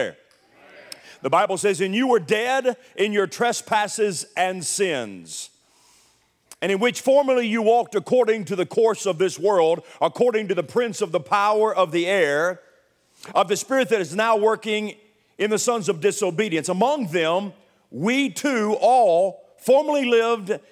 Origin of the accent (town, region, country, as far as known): Milan, Tennessee, United States; born or raised there; also born or lived in Nashville, Tennessee